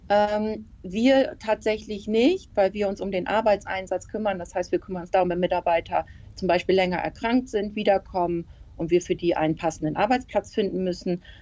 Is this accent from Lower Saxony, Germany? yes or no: yes; Emden, Lower Saxony, Germany; Ja, ich bin in Emden geboren. Ich wohne in Emden und lebe in Emden, also ich bin immer hier gewesen.